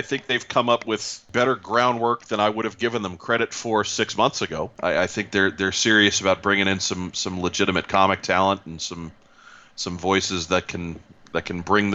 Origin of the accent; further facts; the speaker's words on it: United States; somebody growing up in the States here